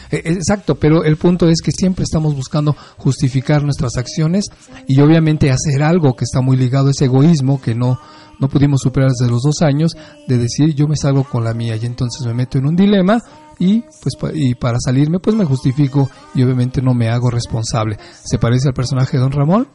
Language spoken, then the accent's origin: Spanish; Mexico; los mexicanos no somos tan directos